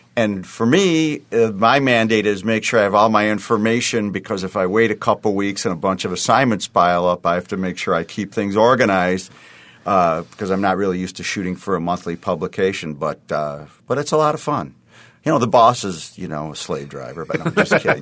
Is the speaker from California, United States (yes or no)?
no; Western New York, United States; born and raised in Western New York